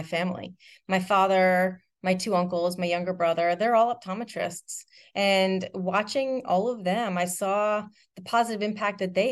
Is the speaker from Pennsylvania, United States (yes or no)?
no; Randolph, New Jersey, United States; I grew up in Randolph, New Jersey, surrounded by lots of family and extended family and a ton of friends